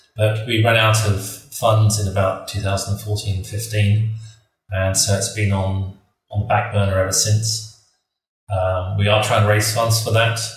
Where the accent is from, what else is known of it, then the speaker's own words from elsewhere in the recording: Kenya; moved away; I grew up in Kenya.